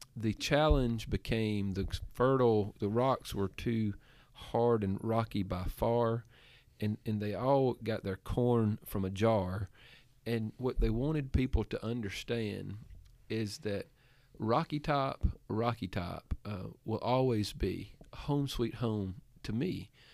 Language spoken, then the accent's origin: English; Giles County, Tennessee, United States; now in Andalusia, United States; Giles County, Tennessee, that's as close as you're gonna get to my hometown